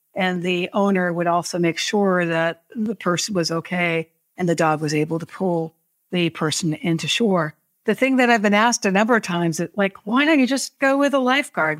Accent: New Hampshire, United States; I grew up in New Hampshire

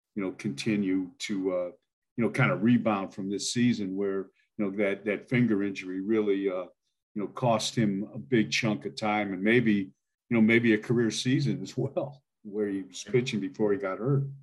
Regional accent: Milan, Ohio, United States; now in Idaho, United States; I grew up there in Milan, Ohio, but I now live out in Idaho

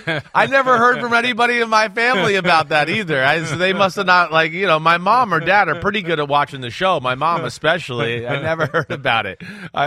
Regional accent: Northeast, United States; growing up in the Northeast and, you know, just you don't hear country music on the radio or anything like that, you know, as you grow up here.

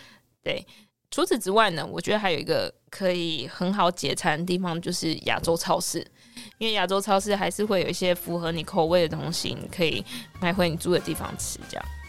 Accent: Kaohsiung, Taiwan; 我是高雄人

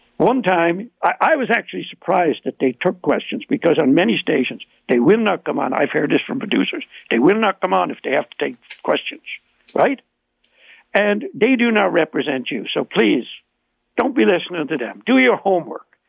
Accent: Ireland; accent: Irish; now in Ontario, Canada; you can hear my Irish accent

